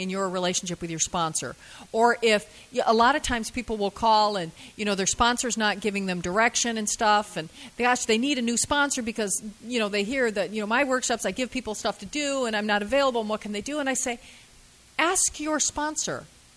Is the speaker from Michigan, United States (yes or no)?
yes; Lansing, Michigan, United States; I'm from Lansing, Michigan